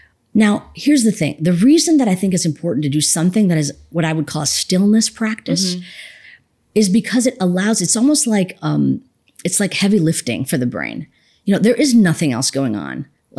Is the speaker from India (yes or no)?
yes; India; one of the dangers of being an Indian woman with the topic of meditation, people are like, oh, am I going to like start levitating or something?